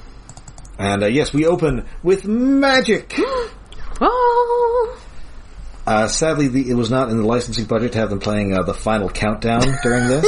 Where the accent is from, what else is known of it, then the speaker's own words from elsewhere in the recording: near Paincourt, Ontario, Canada; There is a notable French-Canadian village near my hometown, Paincourt